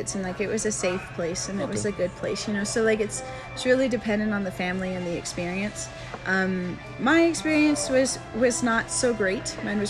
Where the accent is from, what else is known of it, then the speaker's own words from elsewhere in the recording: Castle Rock, Colorado, United States; also born or lived in Denver / Montana / Cheyenne, Wyoming; I'm from Denver. Denver? Yes. Yes, I am. But I grew up in Castle Rock.